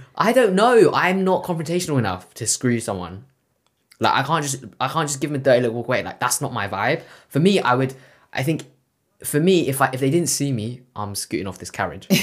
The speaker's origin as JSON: {"language": "English", "region": "London", "country": "United Kingdom", "said": "I'm from West London."}